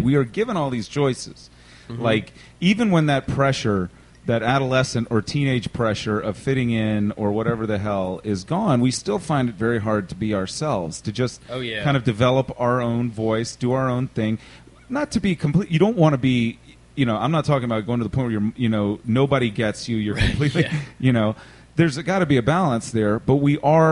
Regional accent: Richmond, Virginia, United States; I grew up in Church Hill, and then my mom sends me to private school

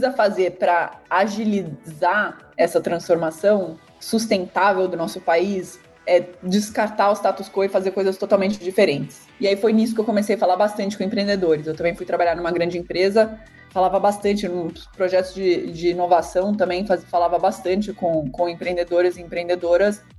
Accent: São Paulo, Brazil; also born or lived in Zurich; Eu, na verdade, eu sou brasileira e suíça, né? Eu cresci entre São Paulo e Zurique, morei metade da minha vida nos dois lugares, e aí fui fazer faculdade fora.

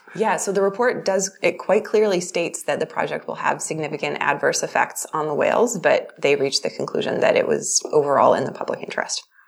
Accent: Vancouver, British Columbia, Canada; now in Calgary, Canada; I'm originally from Vancouver and I'm now based in Calgary.

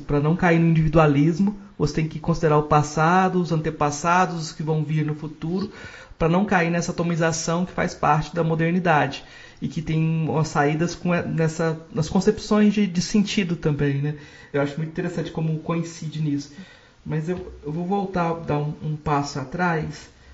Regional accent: Goiás, Brazil; como eu sou do, de Goiás

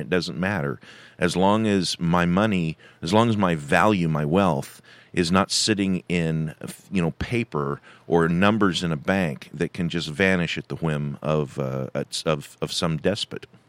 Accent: California, United States; moved away; I was born in California. I've spent a lot of years living and working in California

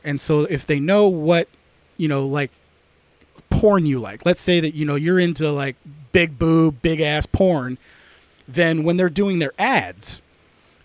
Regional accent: United States; also born or lived in California; I'm very American.

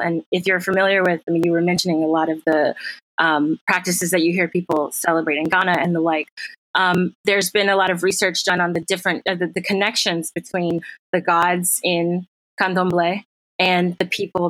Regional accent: the South, United States; I mean, I'm from the South originally, and I will tell you, when you go to a white church, a black church and a white church in the South and throughout the United States

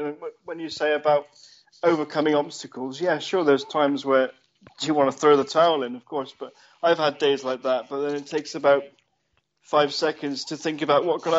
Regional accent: Chard, South West England, United Kingdom; Chardon, Somerset, my hometown.

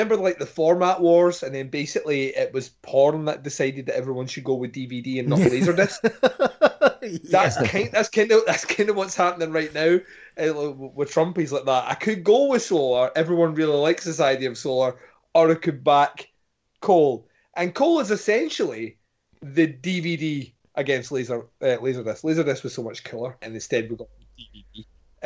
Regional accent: Scotland, United Kingdom; I am Scottish

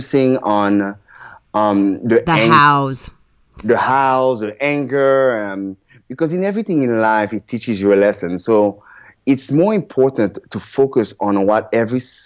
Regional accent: Port-au-Prince, Ouest, Haiti; I was born in Port-au-Prince, Haiti

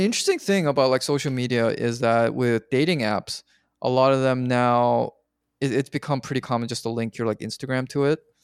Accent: Canada; I'm Canadian

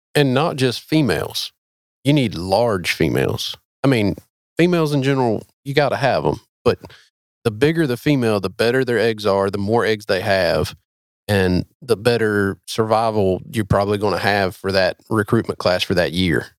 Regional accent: North Carolina, United States; I am from North Carolina, but not from there

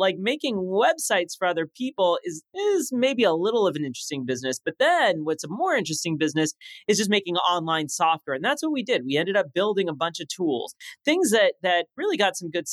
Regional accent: Los Angeles, California, United States; first language French; English is a second language; also born or lived in Paris, France; I'm growing up in Los Angeles with this like thick French accent

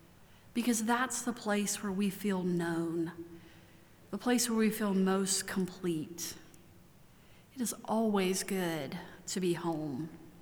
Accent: Maryland, United States; now in Asheville, United States; I could tell you that I'm from Maryland. It's where my parents are both from, my extended family lives.

